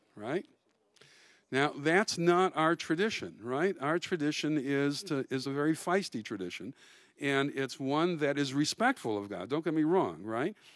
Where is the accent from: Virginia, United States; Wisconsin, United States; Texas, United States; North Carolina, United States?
Wisconsin, United States; Milwaukee; I grew up in Milwaukee